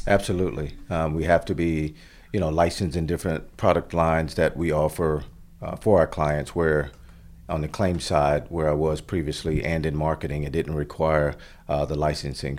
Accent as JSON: {"language": "English", "region": "Florida", "country": "United States", "tie": "born or raised there", "moved": "as an adult", "lives_now": "Stafford, Virginia, United States", "said": "as a family growing up in Florida"}